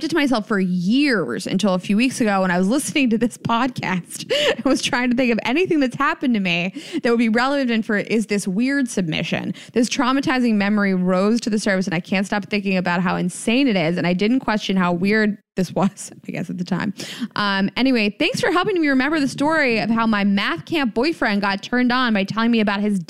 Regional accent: North Carolina, United States; Now, I'm from North Carolina, so trust me, I've seen some religious shit in my day

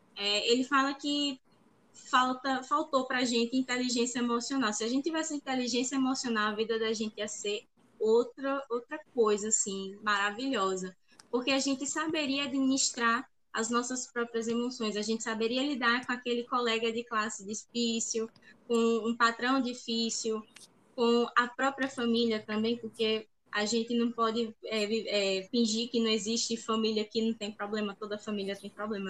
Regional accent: Paraíba, Brazil; eu sou da Paraíba

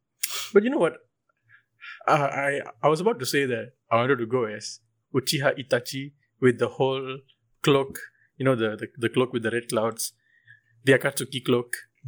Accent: Malaysia

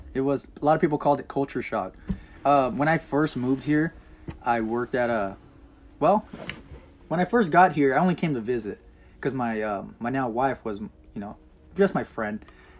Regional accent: Inland Empire, Southern California, United States; moved away as an adult; also born or lived in Los Angeles County, California / Arizona; now in Enid, United States; I grew up in Southern California, in the Inland Empire. Born into LA County. Then I just kind of like ventured off to Arizona for a little bit. And I came back to the Inland Empire, which is like San Bernardino, Riverside.

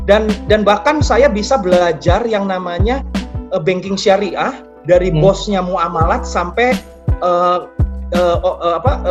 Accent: Bogor, West Java, Indonesia; ada yang dari Bekasi dan sisanya Jakarta, saya dari Bogor

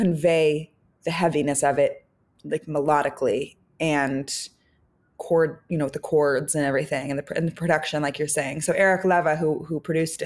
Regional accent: San Francisco, California, United States; now in Los Angeles, United States; growing up in San Francisco

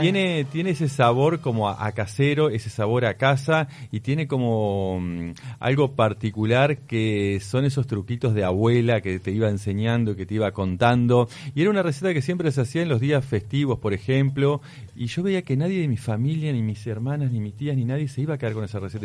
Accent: Pan de Azúcar, Maldonado, Uruguay; Yo me crié cerca de Pan de Azúcar

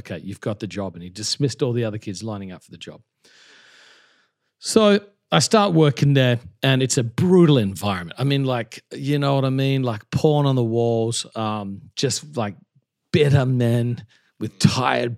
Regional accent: Australia; moved away as an adult; also born or lived in Melbourne, Australia / Perth, Western Australia / Adelaide, South Australia; now in New York City, United States; I grew up in Australia. I was born in Melbourne, which has the best coffee in the world. Great place, great place. Then I lived from 2 to 10 in a place called Armidale in Perth, Western Australia, and then 10 to 20 in Adelaide.

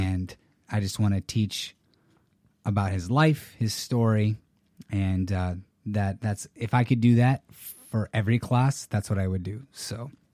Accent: California, United States; also born or lived in San Jose, California / San Diego, California; I'm a Californian. So, I was born and raised

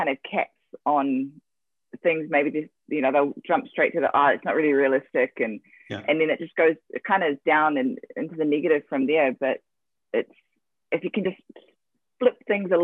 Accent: New Zealand; I'm from New Zealand, and my mum is Māori, which is the indigenous people from New Zealand

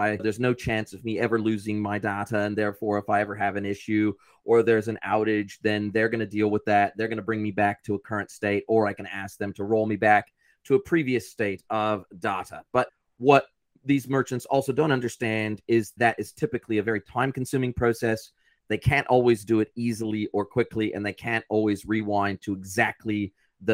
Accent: United States; moved away as an adult; now in New Zealand; I'm originally American and I've been in New Zealand for 25 years.

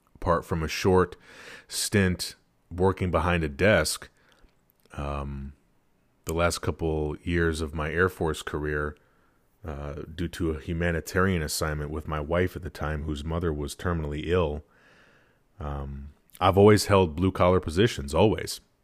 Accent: Wisconsin, United States; having been born and raised in Wisconsin

